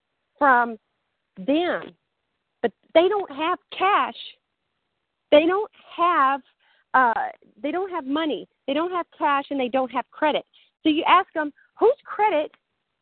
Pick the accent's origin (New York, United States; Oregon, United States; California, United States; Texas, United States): Texas, United States; accent: southern; I'm from Texas